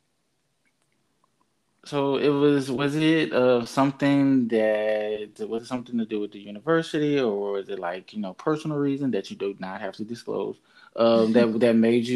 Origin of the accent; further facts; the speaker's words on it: Jackson, Mississippi, United States; I grew up in Jackson